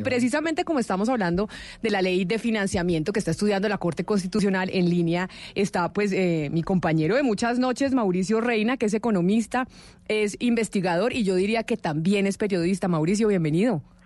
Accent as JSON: {"language": "Spanish", "country": "Colombia", "said": "nuestro país, en Colombia"}